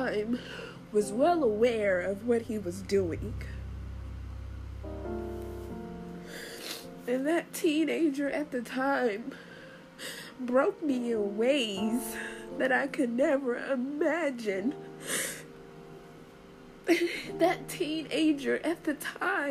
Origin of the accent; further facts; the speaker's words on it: Washington, District of Columbia, United States; moved away; also born or lived in Florida; my hometown of Washington, D.C.